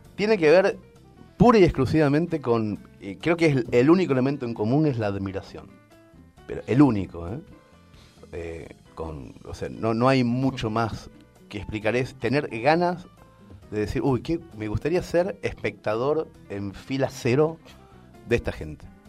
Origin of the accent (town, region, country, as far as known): Argentina; moved away as an adult; also born or lived in Spain